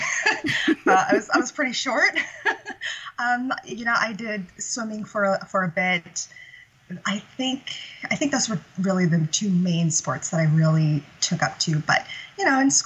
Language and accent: English; Central California, United States; I grew up in Central California, and I grew up in such a small town of, you know, a population of fewer than 200 people